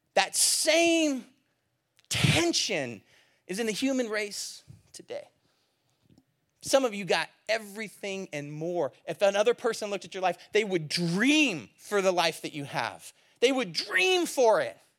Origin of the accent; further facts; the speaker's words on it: California, United States; I'm from California